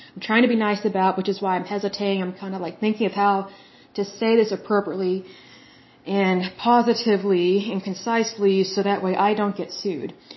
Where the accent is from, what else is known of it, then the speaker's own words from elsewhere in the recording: Oklahoma, United States; my hometown, Oklahoma